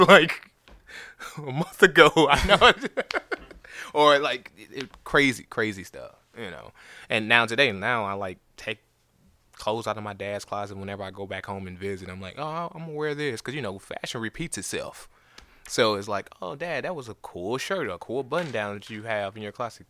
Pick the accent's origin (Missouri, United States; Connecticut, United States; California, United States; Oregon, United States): Missouri, United States; St. Louis; now in Nashville, United States; I'm from Saint Louis.